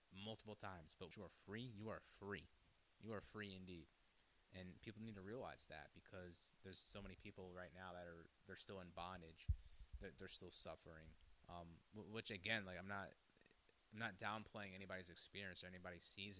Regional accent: Hyde Park, New York, United States; I come from Dutchess County, New York, more specifically Hyde Park. Went through, you know, secular school and whatnot and have you. Went to church a little bit as growing up.

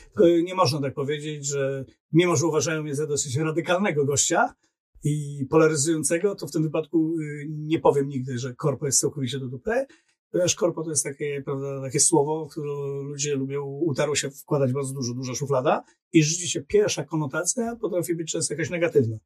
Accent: Tricity, Pomeranian Voivodeship, Poland; also born or lived in Warsaw; Siedziałem w Warszawie, jestem z Trójmiasta, wracałem w weekendy do Trójmiasta.

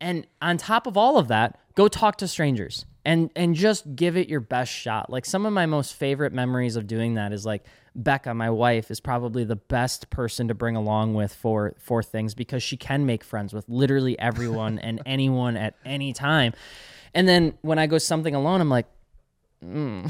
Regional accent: Eau Claire, Wisconsin, United States; moved away; my hometown in Eau Claire

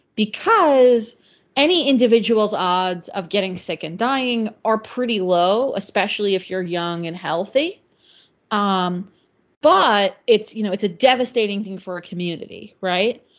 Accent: Northeast, United States; I'm from the Northeast, which is probably the part of the U.S. that's most similar to the U.K

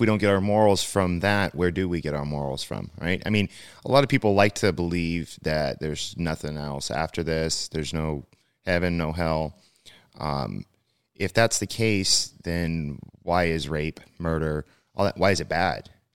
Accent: California, United States; also born or lived in Midwest; born and raised in California

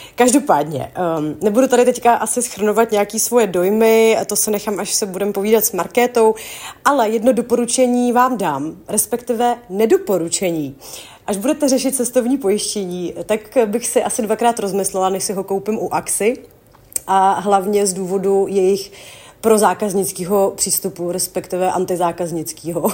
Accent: Czechia; u nás v Čechách

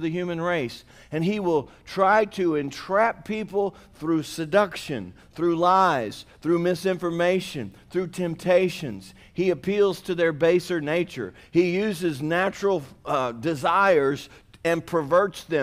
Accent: Missouri, United States; moved away; I was born in Missouri. I got out as quick as I could, but that's where I was born.

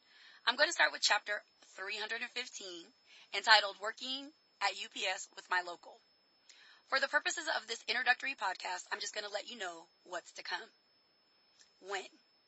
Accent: United States; I'm an American

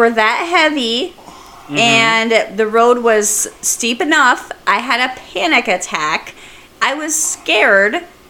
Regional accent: Iowa, United States; I'm from Iowa

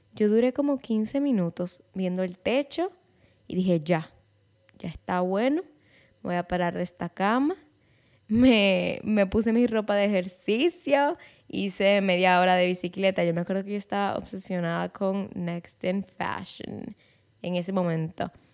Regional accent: Santiago de los Caballeros, Santiago, Dominican Republic; Mi familia es de Santiago, yo soy de Santiago, mi vida entera yo he vivido en Santiago

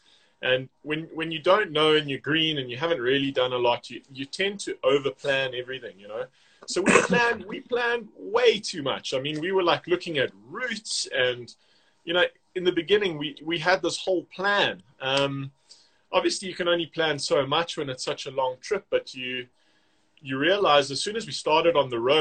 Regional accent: South Africa; to us, to a South African

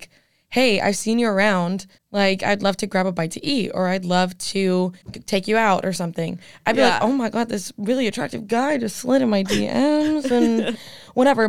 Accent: Nashville, Tennessee, United States; I'm from Nashville, born and raised. Well, born in Tennessee, raised in Nashville

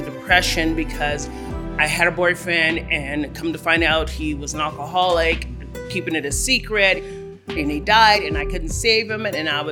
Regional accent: Los Angeles, California, United States; I was born and raised in Los Angeles, California

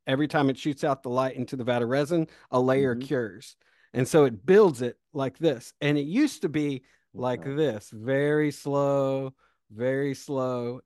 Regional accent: Rock Hill, South Carolina, United States; also born or lived in Greenville, South Carolina / the Southeast; I was born in Rock Hill, South Carolina

